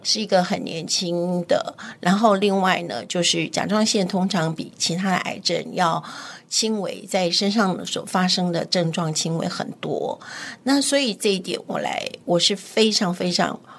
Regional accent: Keelung, Taiwan; also born or lived in Taipei; 我是在基隆长大的基隆，对，OK。我现在还是住在基隆

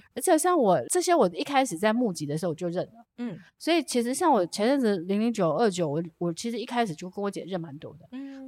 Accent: Jiufen, New Taipei, Taiwan; 妈妈在台北工作把我们三个小女孩送到九份的阿嬷嗯，那嗯。我从小就是其实跟我阿嬷一起长大的

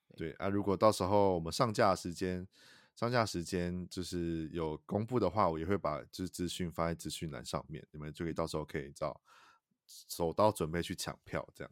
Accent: Taichung, Taiwan; 身为台中人我也吓到

